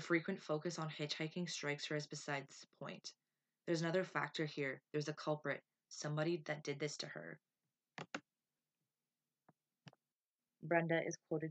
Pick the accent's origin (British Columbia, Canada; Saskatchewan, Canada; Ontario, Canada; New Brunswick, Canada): Ontario, Canada; Owen Sound; my hometown, Owen Sound